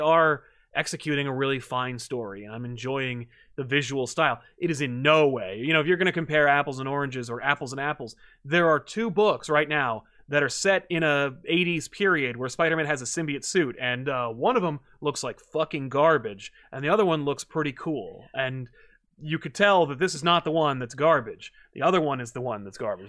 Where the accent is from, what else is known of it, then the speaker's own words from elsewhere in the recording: United States; as an American